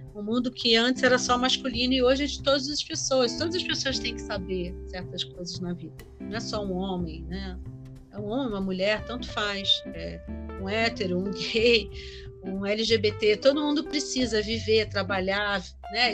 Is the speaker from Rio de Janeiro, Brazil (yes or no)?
yes; Rio de Janeiro, Brazil; moved away; Quando eu era menina, ainda no Rio de Janeiro